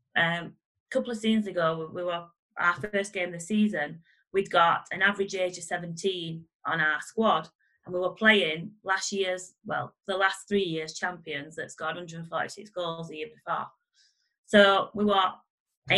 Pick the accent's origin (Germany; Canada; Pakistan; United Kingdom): United Kingdom; Barnsley, Yorkshire and the Humber; I'm from Barnsley